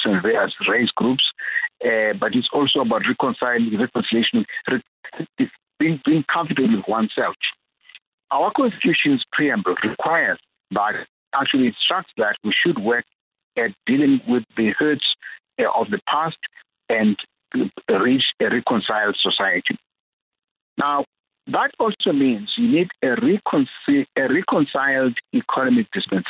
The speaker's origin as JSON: {"language": "English", "region": "Eastern Cape", "country": "South Africa", "tie": "born or raised there", "said": "a song that we grew up singing in the Eastern Cape"}